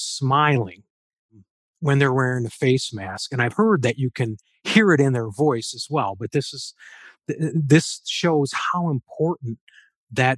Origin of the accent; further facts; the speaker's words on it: Allen Park, Michigan, United States; I grew up there near the Big Tire in Allen Park, lifelong Detroit resident.